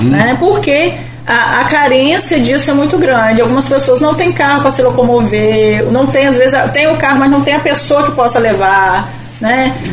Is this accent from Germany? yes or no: no; Campos dos Goytacazes, Rio de Janeiro, Brazil; Sou, sou de Goitacazes.